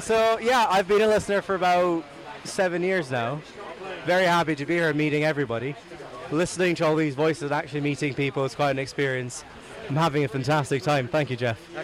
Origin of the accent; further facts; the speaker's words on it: Sweden; I'm from Sweden.